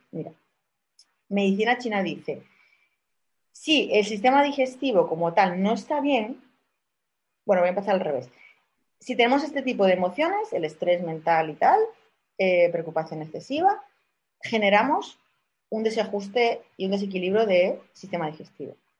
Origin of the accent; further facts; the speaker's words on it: Málaga, Andalusia, Spain; accent: malagueño; somos aquí de Málaga